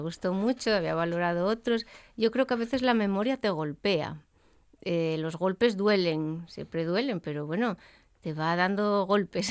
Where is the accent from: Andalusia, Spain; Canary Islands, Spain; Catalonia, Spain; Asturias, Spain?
Asturias, Spain; Gijón; yo soy de Gijón